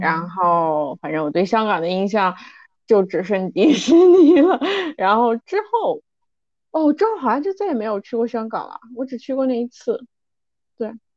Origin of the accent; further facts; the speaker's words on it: Kunming, Yunnan, China; moved away; 我呢是来自云南昆明